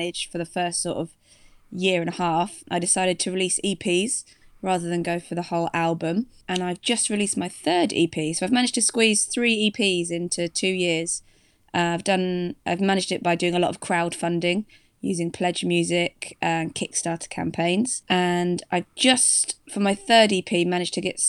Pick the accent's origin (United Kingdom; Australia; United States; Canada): United Kingdom; Devon, South West England; moved away as an adult; also born or lived in Leeds; now in London, United Kingdom; I'm from Devon, originally, in the southwest England. But I've been in London for the past, about 8-9 years now